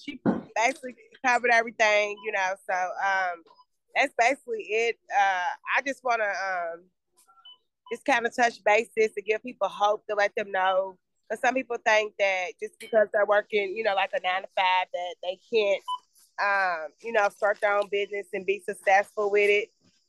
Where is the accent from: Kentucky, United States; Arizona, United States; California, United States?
Kentucky, United States; Louisville; I'm from Louisville, grew up there